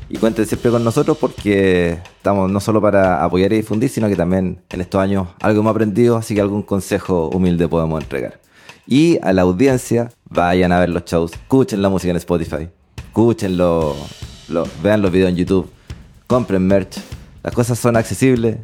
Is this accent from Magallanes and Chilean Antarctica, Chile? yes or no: no; Concepción, Biobío, Chile; also born or lived in Santiago; los dos somos penquistas, pero los dos trabajábamos en Santiago en ese momento